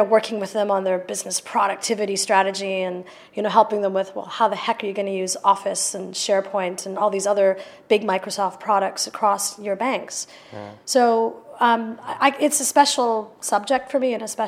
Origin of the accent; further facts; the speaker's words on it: Canada; also born or lived in United Kingdom; now in London, United Kingdom; I was raised in Canada, but I came back